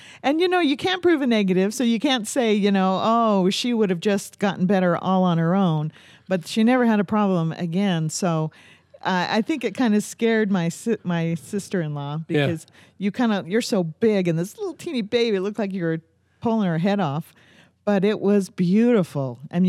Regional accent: St. George, Utah, United States; See, I'm from St. George, so I say... I don't say healer.

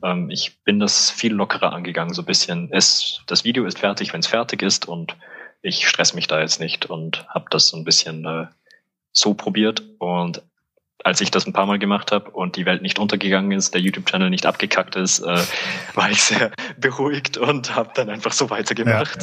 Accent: Salzburg, Austria; also born or lived in Vienna; now in Innsbruck, Austria; bin ich halt in Salzburg aufgewachsen

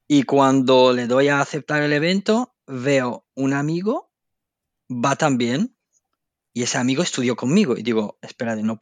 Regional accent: Andalusia, Spain; now in Belgium; no es igual la vida social en Bélgica que en, la Costa del Sol de donde vengo.

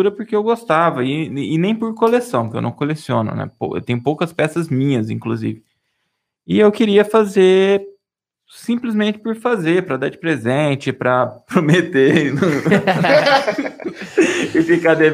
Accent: Minas Gerais, Brazil; é, sou mineiro, né?

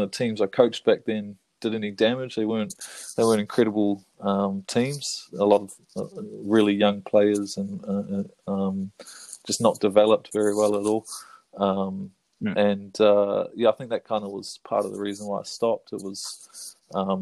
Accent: Auckland, New Zealand; moved away as an adult; also born or lived in Manawatu; now in Tararua, New Zealand; Just moved down a few years ago from Auckland. And was up there for my whole life before that.

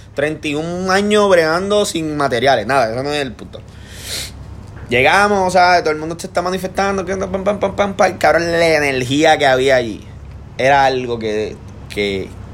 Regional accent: Trujillo Alto, Puerto Rico; yo soy de Trujillo

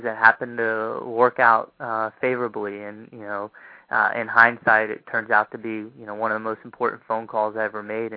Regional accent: Shreveport, Louisiana, United States; moved away as an adult; also born or lived in Los Angeles; I moved out to Los Angeles, and I'm from Shreveport, Louisiana

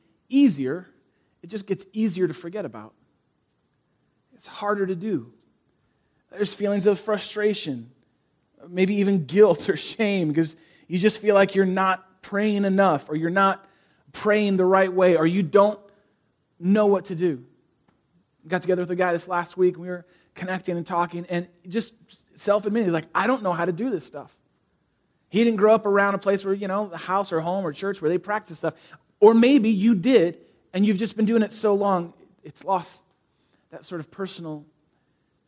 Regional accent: San Francisco, California, United States; now in Chicago, United States; I grew up in San Francisco, the East Bay of San Francisco

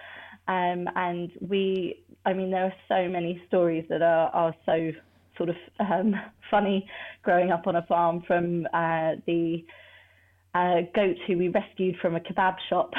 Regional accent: Surrey, South East England, United Kingdom; born or raised there

